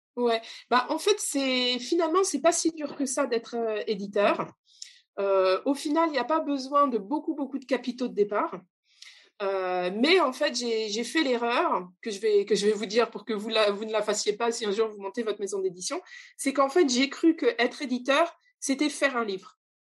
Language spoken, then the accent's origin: French; France; first language French; also born or lived in Brazil; je suis née en France, mais avec des origines un peu compliquées. Mais pour simplifier, on va dire, que je, je, suis entre la France euh, et le Brésil.